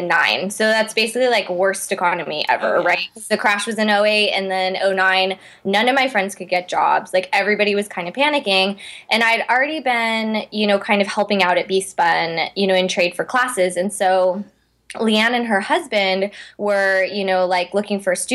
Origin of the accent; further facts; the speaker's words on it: Seattle, Washington, United States; moved away as an adult; also born or lived in Los Angeles; I'm originally from Seattle. Okay. So my parents put me in one of the big ballet schools in Seattle when I was growing up.